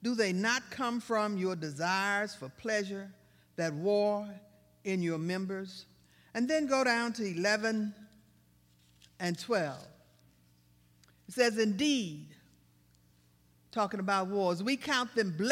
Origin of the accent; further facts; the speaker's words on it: Baton Rouge, Louisiana, United States; I'm from South Baton Rouge, and I was just kind of raised to fight back